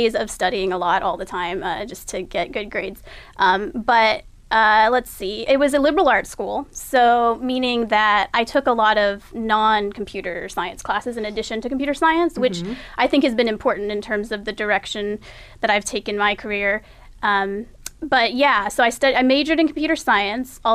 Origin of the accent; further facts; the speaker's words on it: Texas, United States; now in Encinitas, United States; But I grew up in Texas, so that was home for a long time